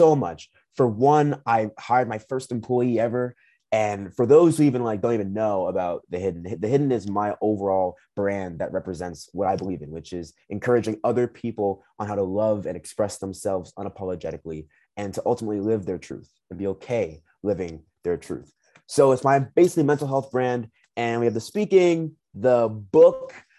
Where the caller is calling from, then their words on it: Minnesota, United States; And right now, currently, I'm calling you from Minnesota.